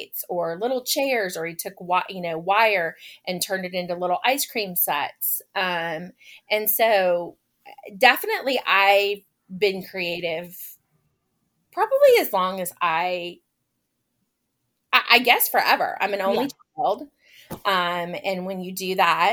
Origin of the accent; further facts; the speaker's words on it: Lakeland, Florida, United States; also born or lived in Orlando, Florida / Haines City, Florida; now in Marietta, United States; I grew up, yes, you are correct, in Central Florida. My hometown is actually in Lakeland